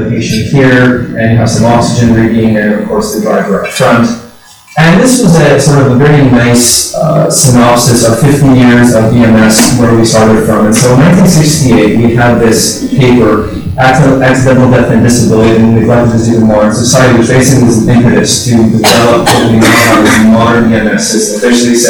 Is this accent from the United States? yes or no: yes; Pennsylvania, United States; also born or lived in La Rochelle; now in Maryland, United States; I am from Pennsylvania originally, but this is where I work